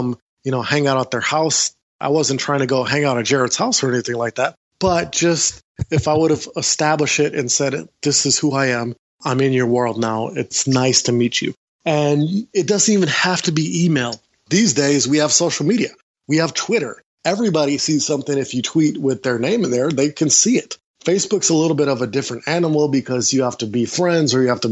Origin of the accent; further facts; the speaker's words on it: Milwaukee, Wisconsin, United States; I'm from Milwaukee, Wisconsin.